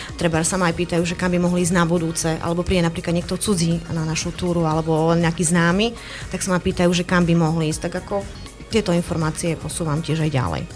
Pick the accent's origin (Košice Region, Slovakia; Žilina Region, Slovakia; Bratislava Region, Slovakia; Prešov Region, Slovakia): Prešov Region, Slovakia; Medzilaborce; also born or lived in southern Zemplín; pochádzam z Medzilaboriec